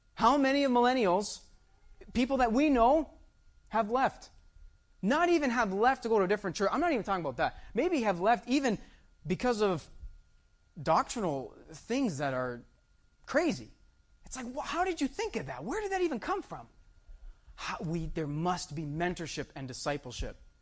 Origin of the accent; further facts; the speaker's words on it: Windsor, Ontario, Canada; Myself, I was born in Windsor. My children, they were born in Windsor, Ontario, Canada